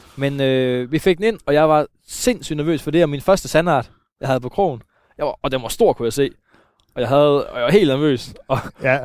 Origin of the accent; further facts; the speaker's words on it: Søhøjlandet, Central Denmark Region, Denmark; omkring, hvor jeg er vokset op. Øh, vi er i Søhøjlandet et sted på en af de tusind søer, der er herude